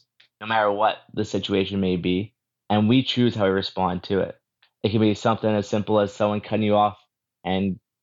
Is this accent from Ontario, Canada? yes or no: no; Moose Jaw, Saskatchewan, Canada; So I was born and raised in Moose Jaw, Saskatchewan, and I grew up there